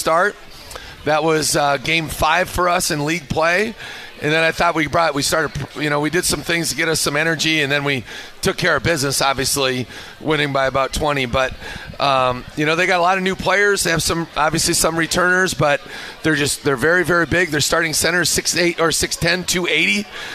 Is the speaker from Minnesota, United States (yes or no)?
yes; Minnesota, United States; moved away; I grew up in Minnesota.